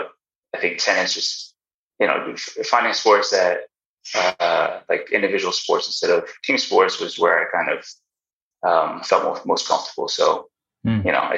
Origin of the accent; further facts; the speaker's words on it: Princeton, New Jersey, United States; also born or lived in Newark, New Jersey; I grew up in Newark, New Jersey, until like grade school, and I made my way to Princeton